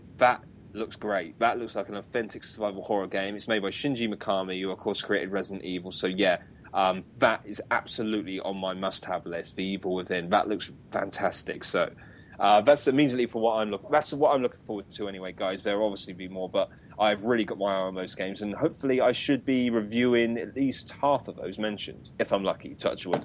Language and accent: English; United Kingdom; I'm a Brit